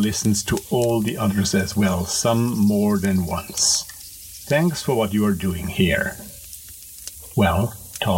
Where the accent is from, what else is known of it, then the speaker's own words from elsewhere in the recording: Austria; English is a second language; I am talking to you, as you might guess from my nice little accent, from Europe. More precisely from Austria, from a smallish town just a little outside of our capital, Vienna